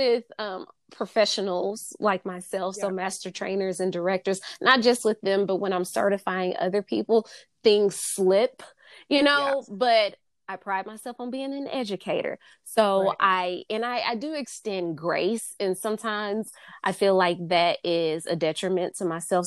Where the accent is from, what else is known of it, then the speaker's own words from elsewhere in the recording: the South, United States; I'm from the South